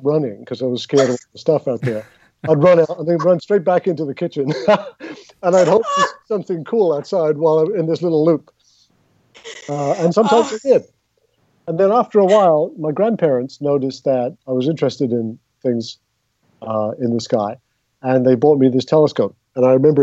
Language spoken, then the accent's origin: English; London, United Kingdom; moved away as an adult; also born or lived in Southern California; now in United States; So I grew up in England, and we lived in North London